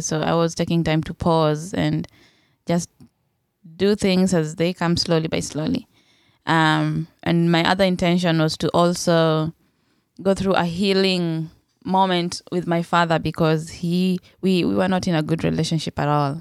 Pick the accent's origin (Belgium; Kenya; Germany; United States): Kenya; I was from Kenya